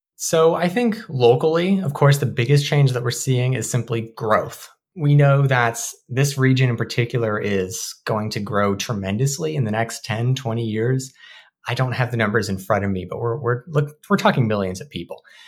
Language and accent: English; Marysville, Washington, United States; I'm from Marysville, which is a very different built environment compared to Seattle.